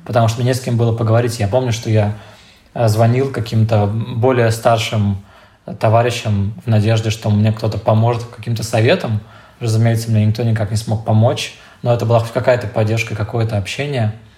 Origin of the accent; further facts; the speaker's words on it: Siberia, Russia; я ещё из Сибири